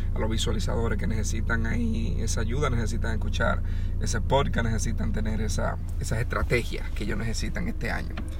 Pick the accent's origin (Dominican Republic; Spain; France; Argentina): Dominican Republic; moved away; yo estaba pequeño allá en República Dominicana, donde yo nací, la casa de mi abuela, donde yo me crié